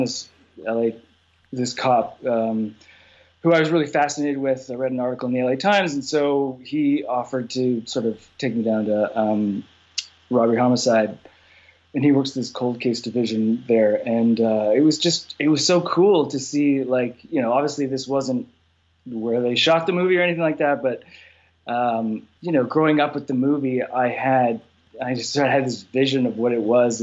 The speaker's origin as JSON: {"language": "English", "country": "Canada", "said": "I'm Canadian"}